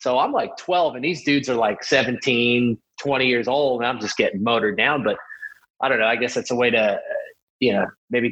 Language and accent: English; New York City, New York, United States; moved away as an adult; also born or lived in San Marino; growing up in New York City